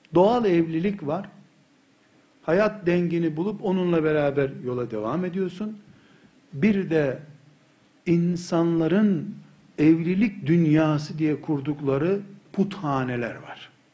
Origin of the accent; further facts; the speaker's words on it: Black Sea Region, Turkey; biz Karadeniz çocuğu